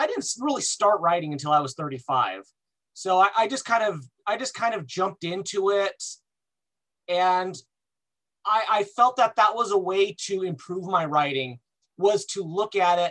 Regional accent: Los Angeles, California, United States; I was born in Los Angeles

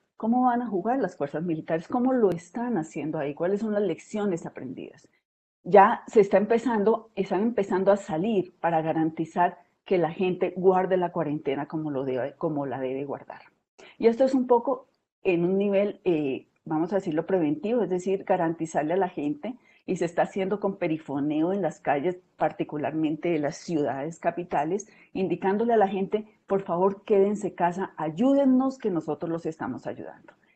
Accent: southern Colombia, Colombia; en el sur del país, eh, particularmente del departamento de donde yo soy originaria

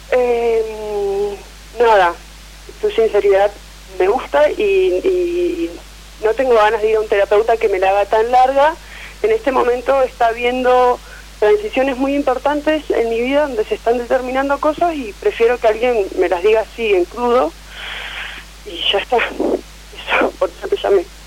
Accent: Neuquén, Argentina; Soy de Nauquén Capital

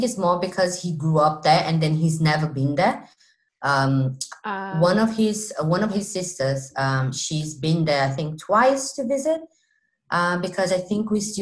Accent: Recife, Pernambuco, Brazil; first language Portuguese; English is a second language; moved away as an adult; now in England, United Kingdom; born and bred in Recife

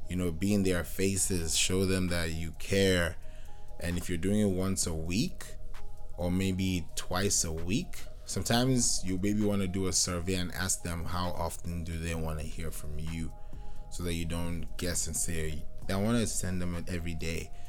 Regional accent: Kenya; also born or lived in Nigeria; I grew up in Kenya, but I'm Nigerian

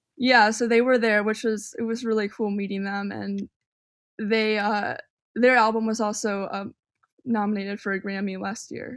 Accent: northern suburbs of Chicago, Illinois, United States; moved away as an adult; also born or lived in Miami; now in Chicago, United States; I grew up more on the suburbs, and, and the suburbs were, like, I feel like I got a good education growing up here

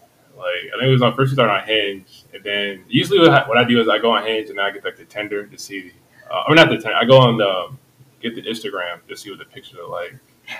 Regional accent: Columbia, Maryland, United States; now in Baltimore, United States; I'm from Baltimore. Well, not from Baltimore. I'm from Columbia, but I live out in Baltimore now. So I work in Towson. And I live like in the heart of like Fed Hill

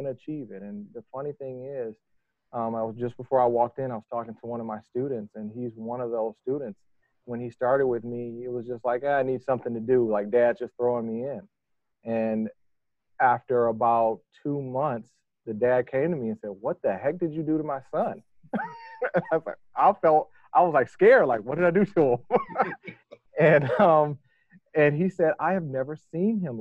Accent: Detroit, Michigan, United States; moved away; I'm from Detroit, Michigan. Grew up in the heart of Detroit, essentially, or at least close

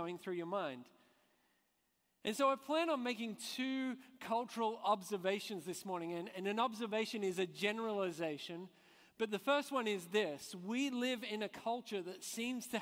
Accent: Australia; moved away as an adult; also born or lived in Scotland; I'm Australian but I spent the last few years in Scotland

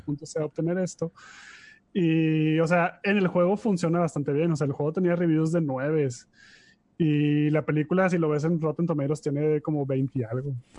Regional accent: Monterrey, Nuevo León, Mexico; Somos unos pochos regios bien

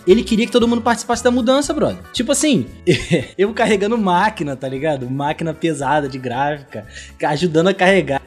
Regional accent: São Gonçalo, Rio de Janeiro, Brazil; eu não sou carioca não, mano. Sou do outro lado da ponte

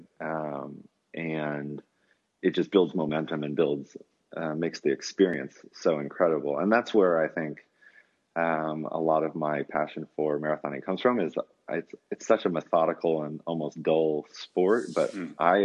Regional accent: United States; as an American

